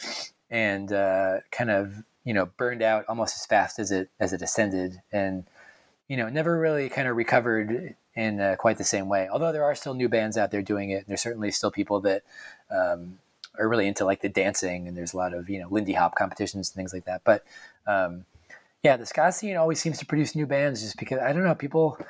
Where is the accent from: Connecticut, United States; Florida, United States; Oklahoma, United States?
Connecticut, United States; just outside of Hartford; I'm from just outside of Hartford.